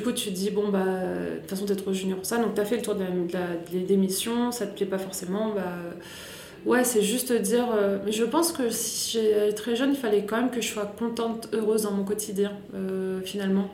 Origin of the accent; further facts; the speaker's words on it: Grenoble, Auvergne-Rhône-Alpes, France; moved away as an adult; also born or lived in Manchester, England / Paris; je viens de Grenoble. Donc je suis née à Grenoble et j'y suis partie à l'âge de 19 ans